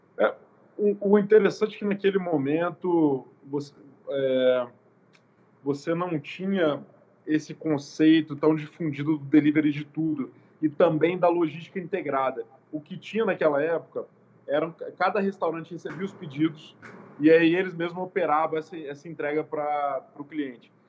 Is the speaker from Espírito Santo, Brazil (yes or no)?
yes; Guarapari, Espírito Santo, Brazil; also born or lived in Vitória; eu sou nascido aqui em Guarapari, então não sou nem de Vitória, nem na capital